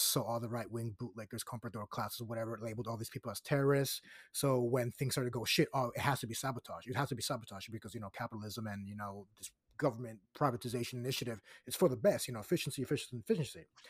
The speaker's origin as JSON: {"language": "English", "country": "Puerto Rico", "tie": "born or raised there", "said": "my hometown"}